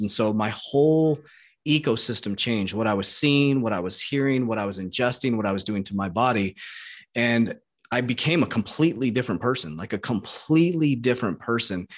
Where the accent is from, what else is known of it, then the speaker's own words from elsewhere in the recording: Arizona, United States; I was born in Arizona